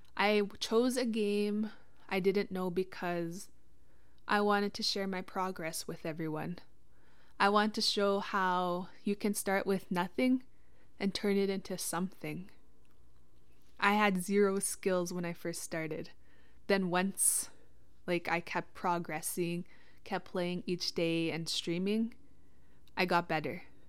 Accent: Witchekan Lake First Nation, Treaty Six territory, Saskatchewan, Canada; I'm from Wichita Lake First Nation, Treaty Six territory

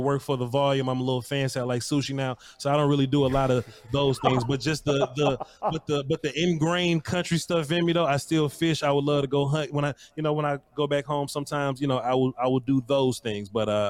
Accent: Mississippi, United States; I am country strong. I'm from Mississippi

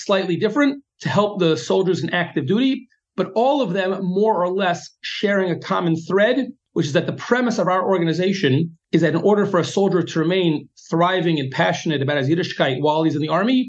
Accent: United States; now in Israel; as an American and of middle age

